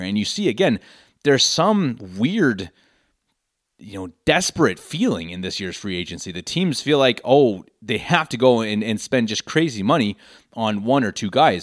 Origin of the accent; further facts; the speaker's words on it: Denver, Colorado, United States; moved away as an adult; now in Munich, Germany; born and raised in Denver, Colorado, lifelong Broncos fan.